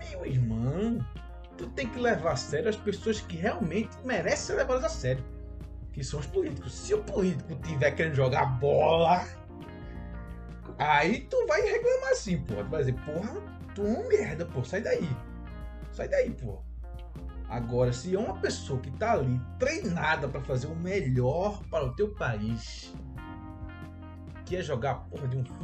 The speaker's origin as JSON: {"language": "Portuguese", "country": "Brazil", "said": "eu vou fazer questão de dizer que sou brasileiro"}